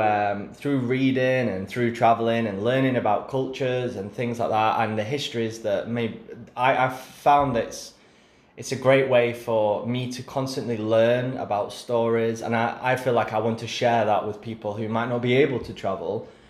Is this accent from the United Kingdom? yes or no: yes; England, United Kingdom; being English